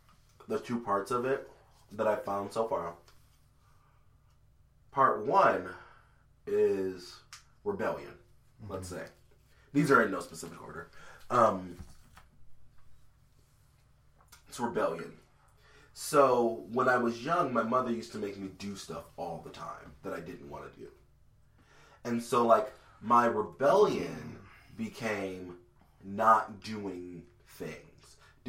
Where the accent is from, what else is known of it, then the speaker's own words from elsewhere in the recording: Hamtramck to Royal Oak Township, Michigan, United States; when we moved from Hamtramck to Royal Oak Township